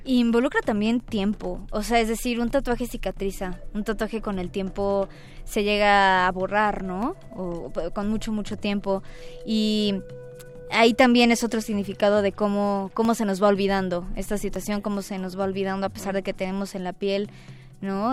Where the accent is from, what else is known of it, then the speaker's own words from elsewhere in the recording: Puebla, Mexico; now in Mexico City, Mexico; el estado de Puebla, que es donde yo nací, donde yo crecí.